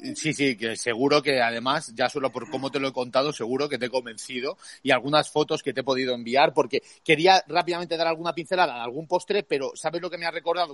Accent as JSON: {"language": "Spanish", "country": "Spain", "said": "como españoles también nos, nos debería honrar"}